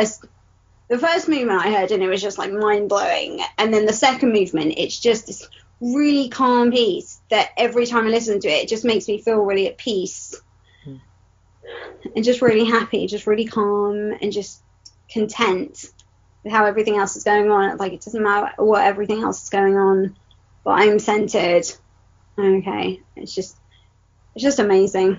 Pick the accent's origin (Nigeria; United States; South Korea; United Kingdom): United Kingdom; I was born and raised in Britain amongst mostly white people.